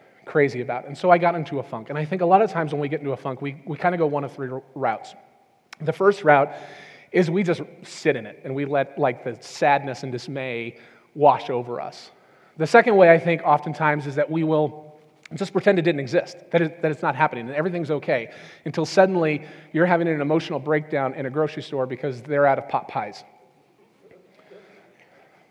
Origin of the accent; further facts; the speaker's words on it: Southern California, United States; moved away as an adult; also born or lived in New Orleans; since I was a child, growing up in Southern California